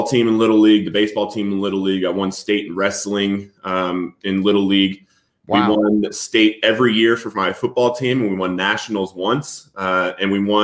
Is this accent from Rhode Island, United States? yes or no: no; Littleton, Colorado, United States; also born or lived in San Diego, California; I was born in San Diego, but I grew up in Littleton, Colorado